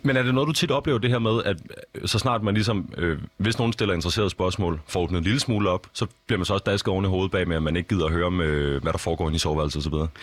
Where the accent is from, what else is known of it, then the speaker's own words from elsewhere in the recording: Copenhagen, Capital Region of Denmark, Denmark; jeg voksede op i København. Øh, hvad er det, en, en, en, en københavner som mig